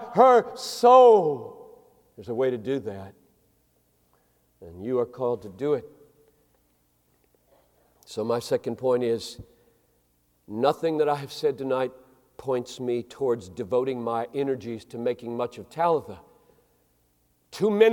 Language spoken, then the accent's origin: English; Greenville, South Carolina, United States; moved away; I grew up in Greenville, South Carolina in the 50s and 60s